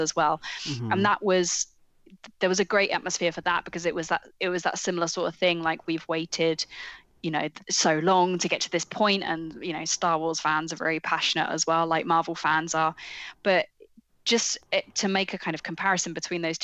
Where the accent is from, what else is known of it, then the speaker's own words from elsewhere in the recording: United Kingdom; I'm British